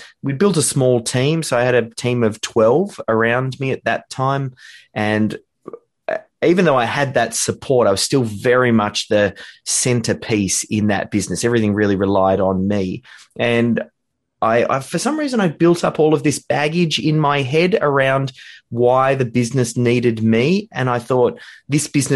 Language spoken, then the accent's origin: English; Melbourne, Victoria, Australia; here in Australia.